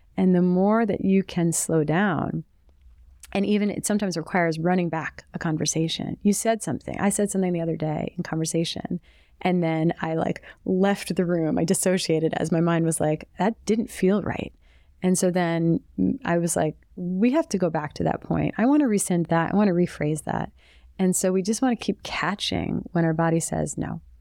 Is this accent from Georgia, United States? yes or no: no; the New York area, United States; I grew up in the New York area in the eighties and nineties.